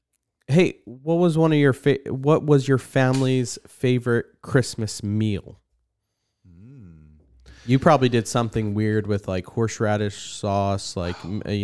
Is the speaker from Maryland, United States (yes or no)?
no; New Jersey, United States; Remember when I say like I grew up in New Jersey?